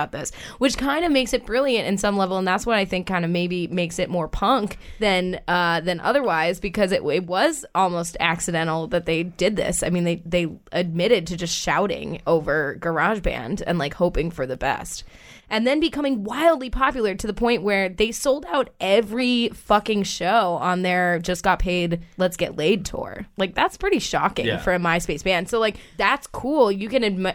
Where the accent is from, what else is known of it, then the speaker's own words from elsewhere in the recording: Acton, Massachusetts, United States; I drank on the train tracks in Acton, Massachusetts